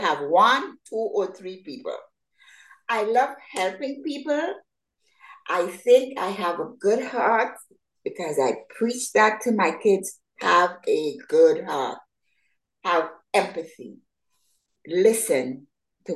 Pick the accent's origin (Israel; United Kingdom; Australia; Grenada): Grenada; born or raised there; also born or lived in New York City; now in Charlotte, United States